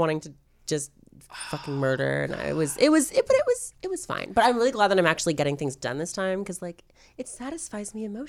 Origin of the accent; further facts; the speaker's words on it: Wallaceburg, Ontario, Canada; So mine's called Wallaceburg. I hate it.